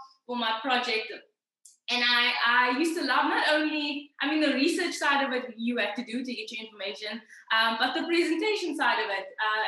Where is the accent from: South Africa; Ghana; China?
South Africa; Cape Town, Western Cape; I am from Cape Town.